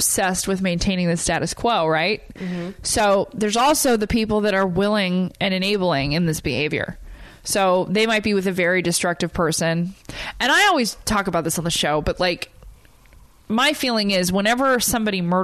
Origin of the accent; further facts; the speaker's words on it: Huntington Beach, California, United States; moved away; I'm from Huntington Beach